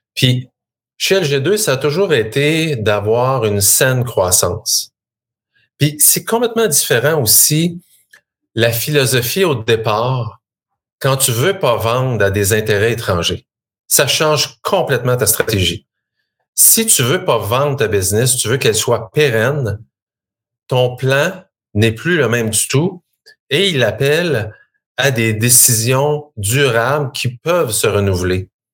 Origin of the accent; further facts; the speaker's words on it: Shawinigan, Quebec, Canada; moi, je suis euh, fier natif de la Mauricie. Je viens de Shawinigan.